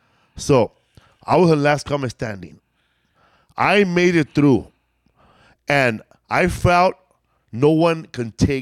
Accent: Los Angeles, California, United States; I'm from LA.

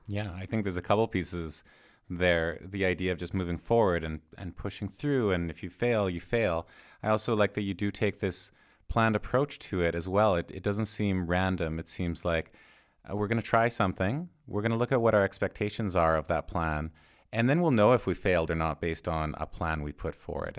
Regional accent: Canada; I'm Canadian

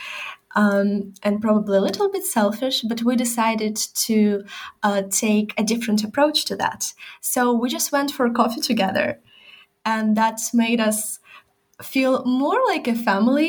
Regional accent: Chernihiv, Chernihiv Oblast, Ukraine; moved away; I just go to Chernihiv, my hometown, to see my family

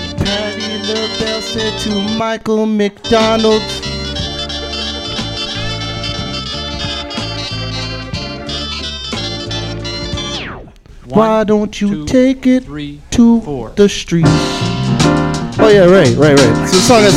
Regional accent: Mississauga, Ontario, Canada; now in Winnipeg, Canada; I grew up in good old Mississauga, Ontario, Cooksville to be specific

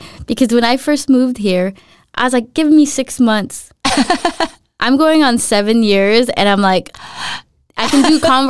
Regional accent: United States; moved away as an adult; now in Denmark; I learned English very quickly as a five-year-old or four-year-old moving here to the U.S.

